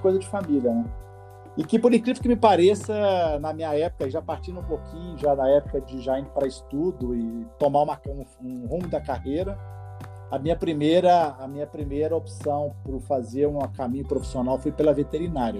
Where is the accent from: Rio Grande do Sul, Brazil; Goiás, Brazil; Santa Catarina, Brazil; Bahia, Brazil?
Goiás, Brazil; Goiânia; moved away as an adult; also born or lived in Belém / Brasília / Rio de Janeiro; now in São Paulo, Brazil; sou goiano, acho que pelo sotaque já dá para perceber. Mas eu nasci em Goiânia, me criei em Goiânia